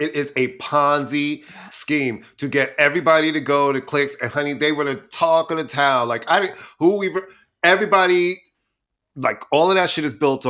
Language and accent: English; Queens, New York, United States; I'm a queen from Queens, honey, and I'm born to judge.